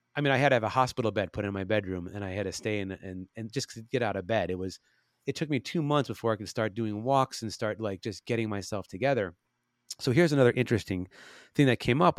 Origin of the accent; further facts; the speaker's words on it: Chicago, Illinois, United States; now in Los Angeles, United States; I'm from Chicago